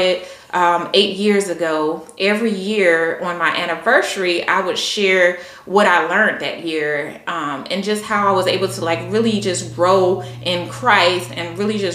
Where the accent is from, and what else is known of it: Columbia, South Carolina, United States; born or raised there; moved away as an adult; now in Virginia, United States